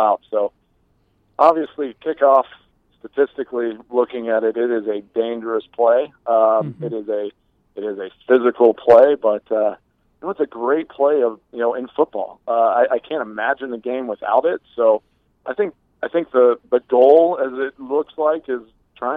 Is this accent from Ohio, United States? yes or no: no; Texas, United States; I grew up in Texas.